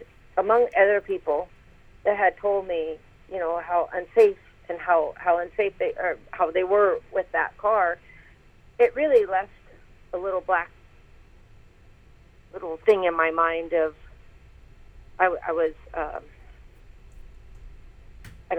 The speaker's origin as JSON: {"language": "English", "town": "Tacoma", "region": "Washington", "country": "United States", "tie": "born or raised there", "moved": "yes", "said": "my hometown in, you know, Tacoma, Washington"}